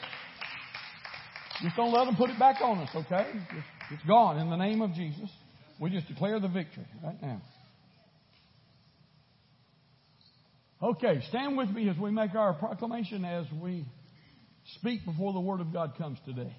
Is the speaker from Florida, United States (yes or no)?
yes; Florida, United States; now in Houston, United States; I grew up in Florida.